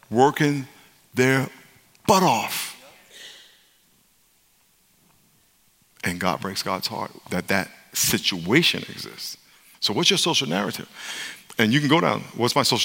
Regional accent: New York, United States; now in California, United States; I live in California now, but I'm from New York. I grew up in New York

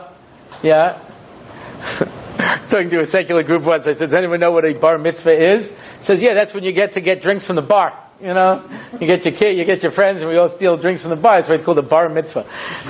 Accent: Long Island, New York, United States; moved away as an adult; now in Jerusalem, Israel; I grew up in Long Island.

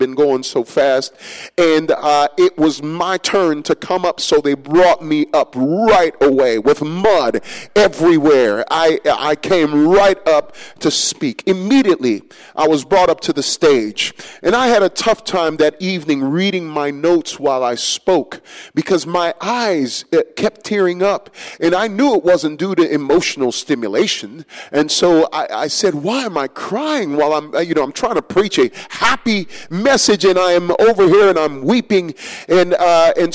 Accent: New York City, New York, United States; ever since I was just a little kid growing up in New York City

